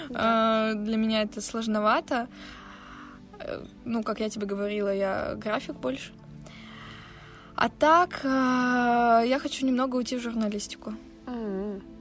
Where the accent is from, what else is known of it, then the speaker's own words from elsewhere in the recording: Siberia, Russia; с вами подкаст «Дневник Сибирячки». И это история обо мне. Месте, откуда я родом, холодной и душевной Сибири